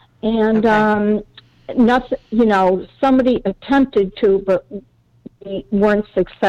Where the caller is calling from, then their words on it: Lexington, South Carolina, United States; I'm calling from Lexington, South Carolina.